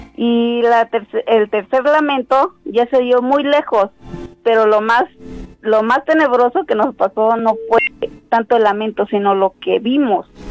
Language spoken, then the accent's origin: Spanish; Guerrero, Mexico; now in State of Mexico, Mexico; de aquí del Estado de México, pero yo ah, soy del Estado de Guerrero